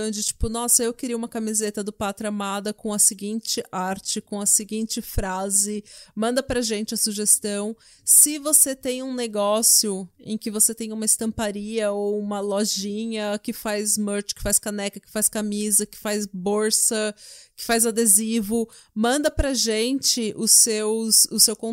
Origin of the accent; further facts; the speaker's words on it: Brazil; moved away; somos brasileiros